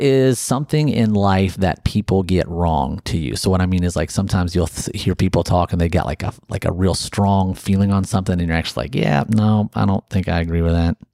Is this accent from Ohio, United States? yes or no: yes; Ohio, United States; moved away as an adult; also born or lived in Alabama; I grew up in Ohio, went to college down in Alabama